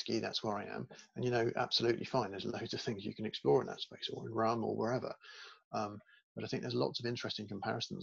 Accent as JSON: {"language": "English", "country": "United Kingdom", "tie": "born or raised there", "said": "I grew up in Britain"}